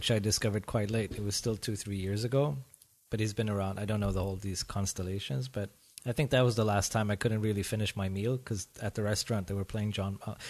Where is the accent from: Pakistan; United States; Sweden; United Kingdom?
Sweden; moved away as an adult; also born or lived in Iran; now in Berlin, Germany; I'm from Iran and I grew up in Sweden.